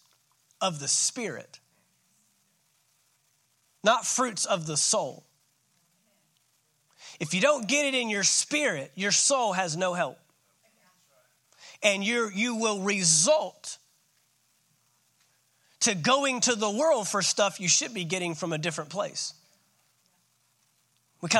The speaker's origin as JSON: {"language": "English", "area": "Dallas-Fort Worth Metroplex", "region": "Texas", "country": "United States", "tie": "born or raised there", "also_born_or_lived": "San Antonio, Texas", "said": "I grew up in the Dallas-Fort Worth Metroplex, my entire, all but 5 years of the first 18 years of my life, and the first 5 were in San Antonio"}